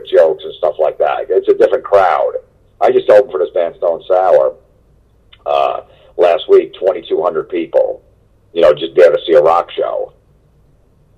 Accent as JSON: {"language": "English", "region": "New Jersey", "country": "United States", "tie": "born or raised there", "said": "I grew up in Jersey, like the middle of Jersey"}